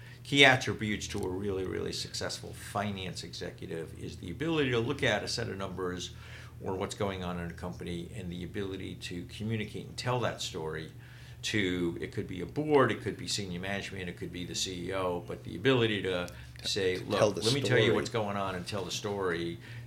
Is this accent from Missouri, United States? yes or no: no; New York City, New York, United States; I grew up in Brooklyn.